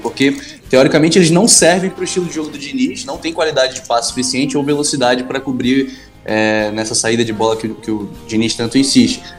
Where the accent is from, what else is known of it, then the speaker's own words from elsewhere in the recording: Manaus, Amazonas, Brazil; moved away as an adult; now in Rio de Janeiro, Brazil; apesar do sotaque aqui, quem tá estranhando, eu, eu moro no Rio há sete anos, mas eu sou de Manaus